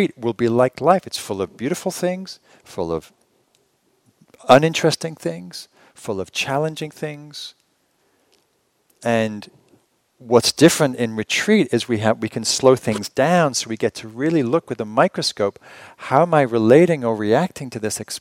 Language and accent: English; England, United Kingdom; moved away; I'm from England